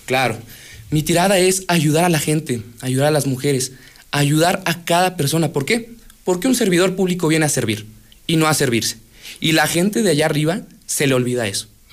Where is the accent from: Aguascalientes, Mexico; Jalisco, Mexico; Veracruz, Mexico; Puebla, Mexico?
Aguascalientes, Mexico; Yo nací en Aguascalientes y nací en el Distrito 6